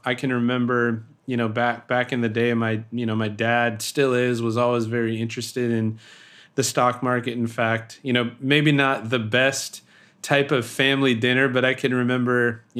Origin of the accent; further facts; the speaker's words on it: Sacramento, California, United States; born there; So I was born in Sacramento, and Roseville is a town outside of Sacramento, and my grandparents are from there.